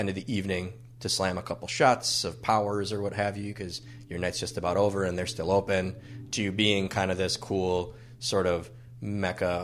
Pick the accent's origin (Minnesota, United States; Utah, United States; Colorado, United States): Minnesota, United States; Minneapolis; Northeast Minneapolis is my home. I have multiple homes away from home but Northeast is the reason that I am still a Minnesotan, or at least my residence is still in Minnesota.